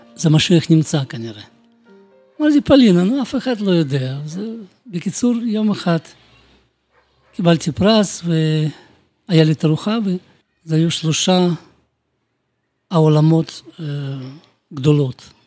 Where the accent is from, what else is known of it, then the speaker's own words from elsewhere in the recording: Bălți, Moldova; Hebrew is a second language; moved away as an adult; also born or lived in Kyiv, Ukraine; now in Jerusalem, Israel; נולדתי אני במולדובה, בעיר בלצי, זה 200 קילומטר מקישינוף.